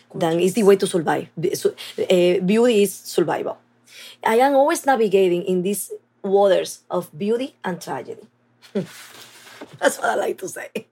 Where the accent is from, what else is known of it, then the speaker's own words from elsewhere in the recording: Dominican Republic; moved away as an adult; also born or lived in New York City; now in New York, United States; And now I am saying Dominican Republic originally because I cannot erase half my life in New York